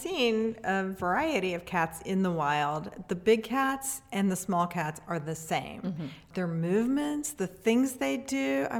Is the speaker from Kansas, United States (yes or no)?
yes; Atchison, Kansas, United States; Growing up in Atchison, there wasn't a humane society. There was basically nothing.